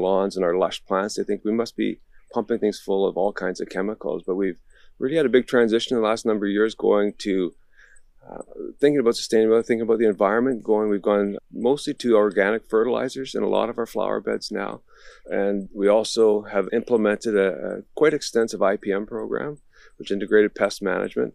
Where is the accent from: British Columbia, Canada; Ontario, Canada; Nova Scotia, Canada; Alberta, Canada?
British Columbia, Canada; Victoria; I'm from Victoria